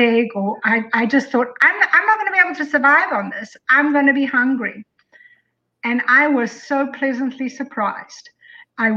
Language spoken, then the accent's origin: English; South Africa; also born or lived in Colorado; now in Tennessee, United States; I'm from South Africa